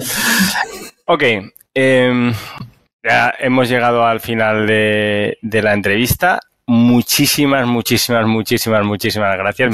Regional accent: Valencia, Valencian Community, Spain; yo soy de Valencia, en España

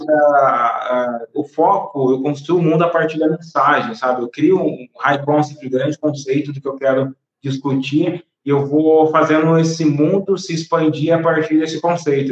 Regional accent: Brazil; sou brasileiro

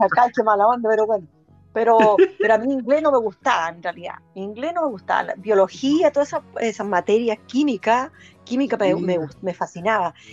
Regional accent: Parral, Maule, Chile; moved away as an adult; also born or lived in Temuco; vivíamos, vivíamos en Parral cerca del, cerca del, del, de ferrocarriles

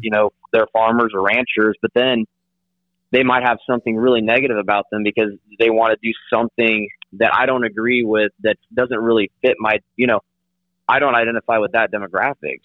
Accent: southeast Kansas, United States; now in Oklahoma, United States; I'm from uh, from southeast Kansas

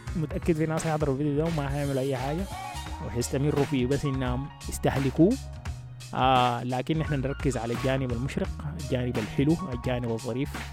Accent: Sudan; moved away as an adult; now in United States; احنا في النهايه اصلا مرقنا من السودان عشان السودان طلطنا

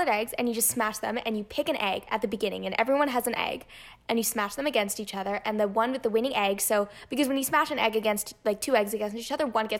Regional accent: Toronto, Ontario, Canada; from Toronto, Canada.

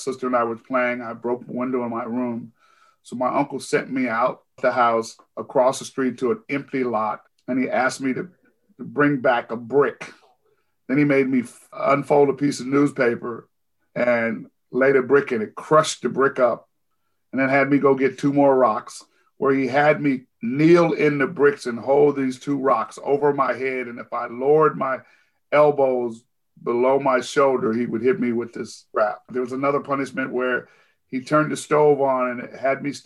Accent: Seattle, Washington, United States; I grew up in the Central District of Seattle, Washington

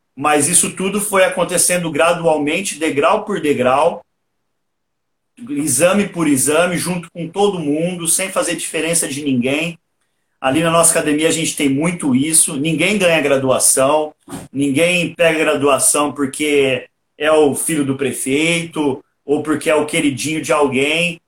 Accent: Porto Ferreira, São Paulo, Brazil; eu sou natural aqui de Porto Ferreira, interior de São Paulo mesmo.

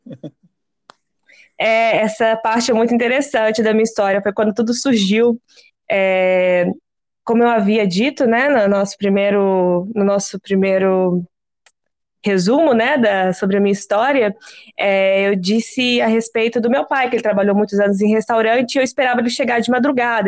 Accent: Minas Gerais, Brazil; eu sou mineira

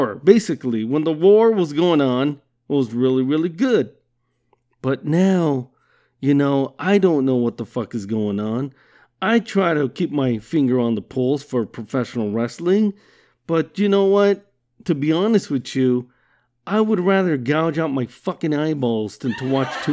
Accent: Southern California, United States; I'm from Southern California. And been living here my entire life.

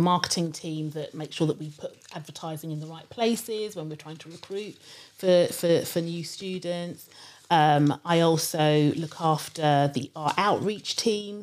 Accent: London, United Kingdom; also born or lived in Shepherd's Bush, London / Nigeria (parents); I lived in Harrow for quite a long time, when I think from when I was two up until I went to university.

